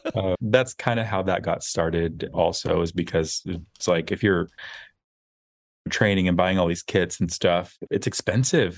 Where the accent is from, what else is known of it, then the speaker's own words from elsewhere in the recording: outside of Austin, rural Texas, United States; We grew up outside of Austin where it was very small, very conservative